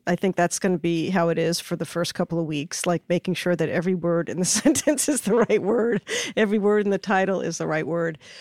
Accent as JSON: {"language": "English", "region": "New York", "country": "United States", "tie": "born or raised there", "said": "I grew up in New York"}